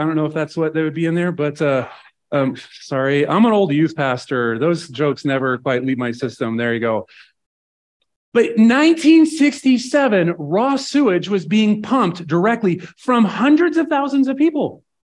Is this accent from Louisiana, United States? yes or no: no; Nebraska, United States; Like I'm from Nebraska.